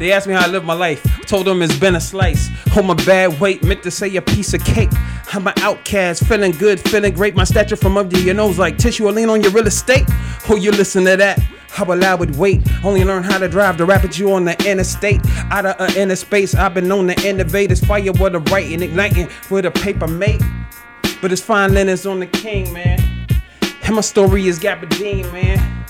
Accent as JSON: {"language": "English", "town": "Chicago", "region": "Illinois", "country": "United States", "said": "And when I say I'm from Chicago, they go."}